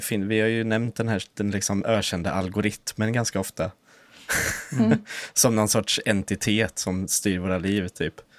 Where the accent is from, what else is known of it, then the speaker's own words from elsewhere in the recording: Östergötland, Sweden; vi är från Östergötland, liksom. Släkten